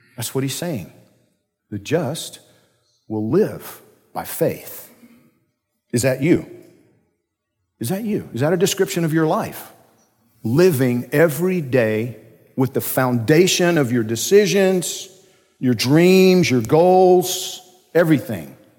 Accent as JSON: {"language": "English", "region": "Georgia", "country": "United States", "said": "I'm from Georgia"}